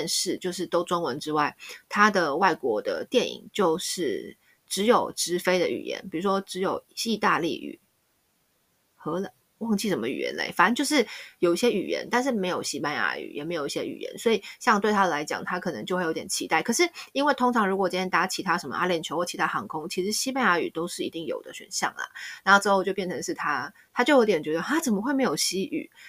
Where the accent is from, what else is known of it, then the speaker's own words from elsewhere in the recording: Taiwan; now in Spain; 身为台湾人